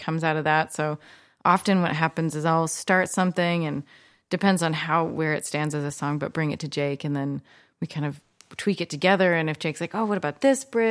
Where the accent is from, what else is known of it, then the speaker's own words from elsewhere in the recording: Olympia, Washington, United States; I'm from Olympia